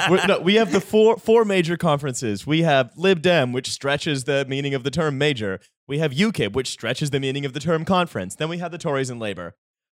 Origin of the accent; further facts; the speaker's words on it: Ireland; now in United Kingdom; I'm Irish